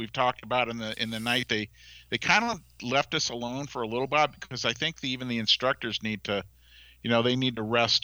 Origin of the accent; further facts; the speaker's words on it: Falmouth, Massachusetts, United States; I'm from Falmouth, Massachusetts